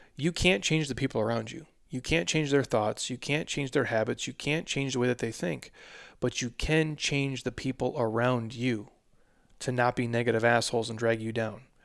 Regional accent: Minnesota, United States; now in Arizona, United States; I'm a Vikings fan. I was born in Minnesota.

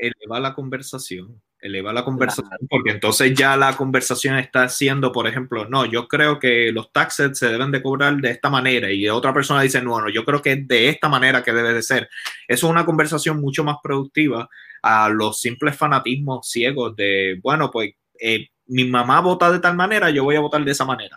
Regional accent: Puerto Rico; yo como puertorriqueño quiero lo mejor para mi isla

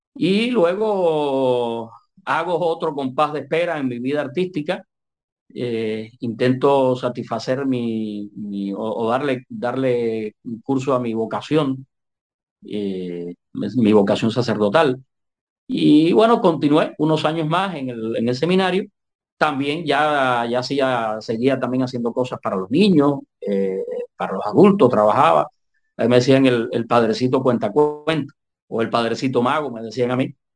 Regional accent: Manzanillo, Granma, Cuba; nací en, en, la ciudad de Manzanillo, en Granma, eh, allá cuando tenía 12 años del siglo pasado. Eh, comencé, comencé como locutor ahí

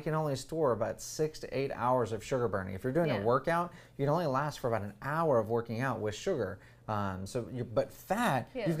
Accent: United States; Especially because we're American

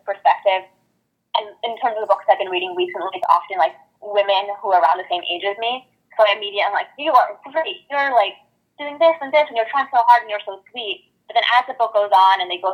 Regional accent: Connecticut, United States; moved away as an adult; now in New York City, United States; I'm from Connecticut, so it wasn't too far of a move, but I didn't really spend any time, like, going into the city as a kid

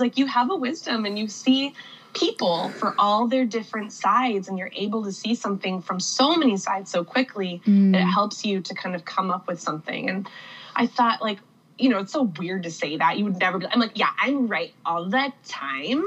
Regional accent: Whidbey Island, Pacific Northwest, Washington, United States; also born or lived in East Coast, United States / West Coast, United States; I lived on East Coast, West Coast, and then my family landed on Whidbey Island in the Pacific Northwest

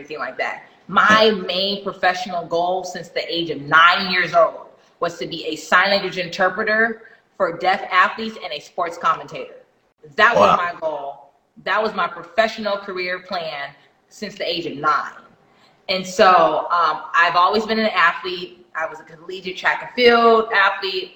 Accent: Jamaica; I'm Jamaican.

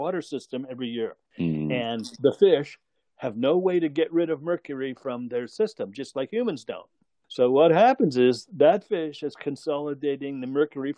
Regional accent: Brantford, Ontario, Canada; in my hometown in Brantford, Ontario, Canada, there was country music

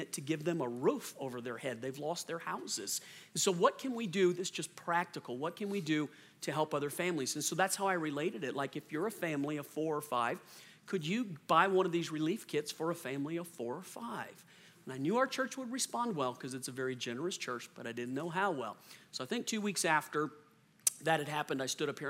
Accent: New Orleans, Louisiana, United States; moved away; I'm from New Orleans originally

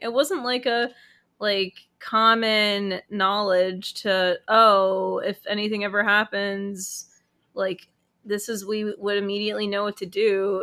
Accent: United States; I'm American is because my family left Ukraine

